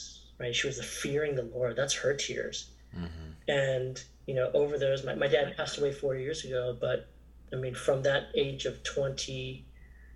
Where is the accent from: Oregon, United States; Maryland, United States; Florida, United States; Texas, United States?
Maryland, United States; I was born here in Maryland in 1975